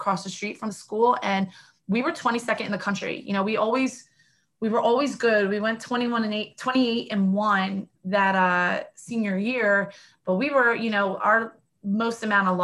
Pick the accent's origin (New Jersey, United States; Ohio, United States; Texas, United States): New Jersey, United States; Sicklerville; I'm from Erie, New Jersey. So right in South Jersey, I'm on the Gloucester Township side of Sicklerville